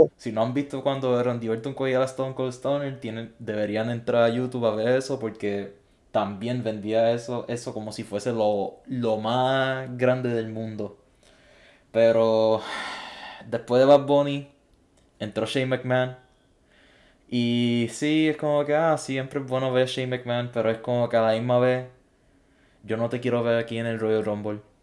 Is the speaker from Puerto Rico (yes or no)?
yes; Puerto Rico; siendo puertorriqueño